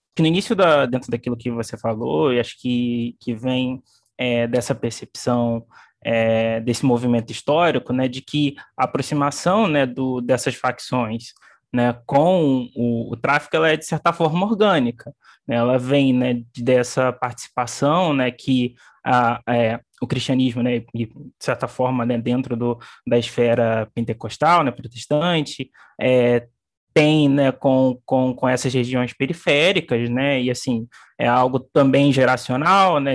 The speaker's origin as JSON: {"language": "Portuguese", "town": "Barra do Piraí", "region": "Rio de Janeiro", "country": "Brazil", "tie": "born or raised there", "moved": "as an adult", "lives_now": "Rio de Janeiro, Brazil", "said": "eu não cresci no Rio de Janeiro, eu cresci no, no interior do estado, em Barra do Piraí. É, cheguei aqui só em, em dois mil e dez"}